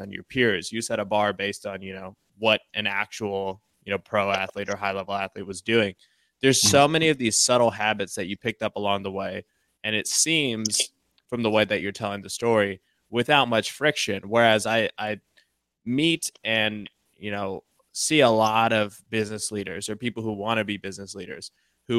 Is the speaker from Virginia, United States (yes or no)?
no; Columbus, Ohio, United States; V and I are both from Columbus.